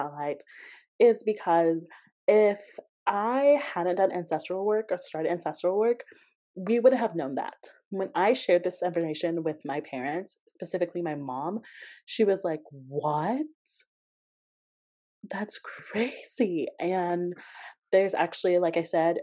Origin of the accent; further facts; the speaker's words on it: Georgia, United States; I grew up in Georgia and they used to take us to plantations for field trips.